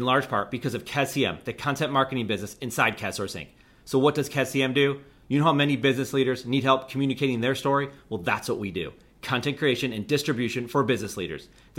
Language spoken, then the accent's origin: English; Buffalo, New York, United States; As someone who was born and raised in Buffalo